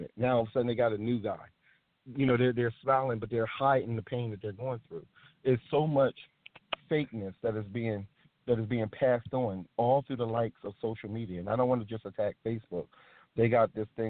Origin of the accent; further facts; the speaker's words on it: United States; we as the American public